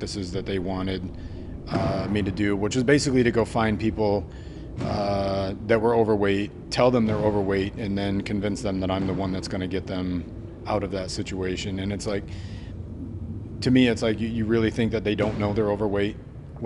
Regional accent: New York, United States; now in Vancouver, WA, United States; Growing up in New York

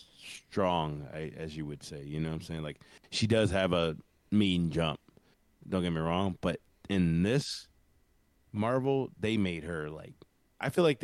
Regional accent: the South, United States; I'm a Southerner

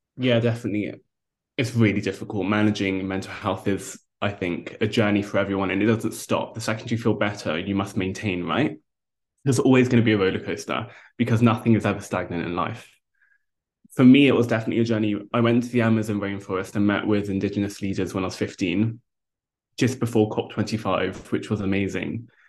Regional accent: London, United Kingdom; I grew up in London as a vegetarian

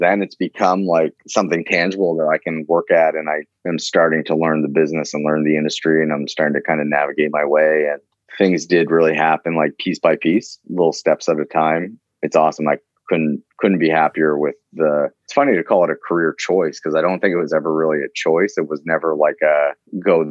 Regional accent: Fredericton, New Brunswick, Canada; accent: East Coast; growing up in New Brunswick, I never necessarily thought of it as a career. Like, Fredericton, New Brunswick is pretty far away from Hollywood.

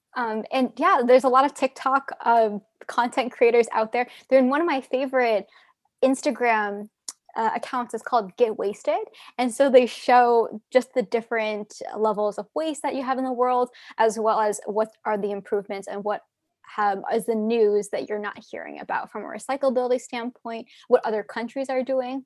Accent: Arizona, United States; growing up in Arizona, we had a lot of landfills

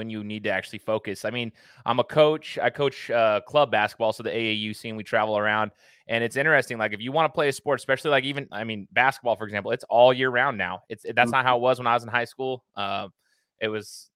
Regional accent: Idaho, United States; I'm from Idaho. I went to Boise State

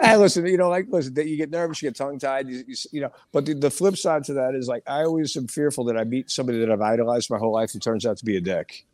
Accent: Hicksville, New York, United States; moved away as an adult; also born or lived in Brooklyn, New York; now in Pennsylvania, United States; when I was a kid growing up on Long Island

